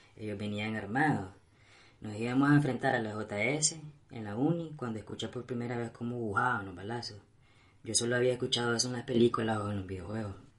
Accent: Nicaragua; aquí nací

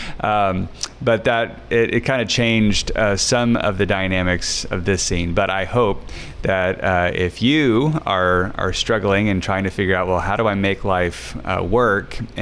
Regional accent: Lyon County, Kansas, United States; the county where my hometown is from in Kansas. It's Lyon County

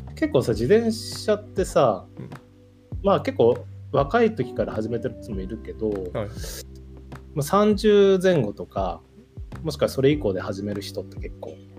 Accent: Northern Kanto, Japan; moved away as an adult; now in Niigata, Japan; 北関東の山奥山海のないとこから来た

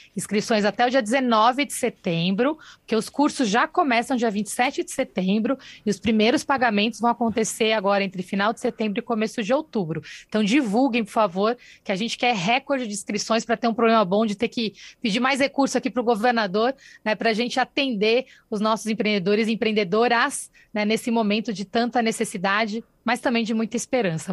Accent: São Paulo, Brazil; Eu nasci no Campo Limpo

